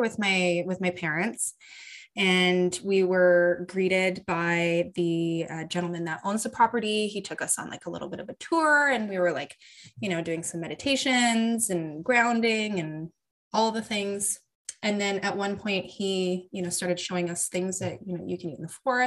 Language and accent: English; Canada; born or raised there